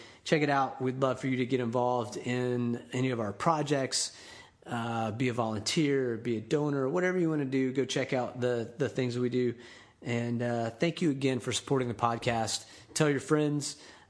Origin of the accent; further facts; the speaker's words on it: Panama City, Florida, United States; now in Tampa, United States; There's some guys that I know from my hometown in Panama City, Florida.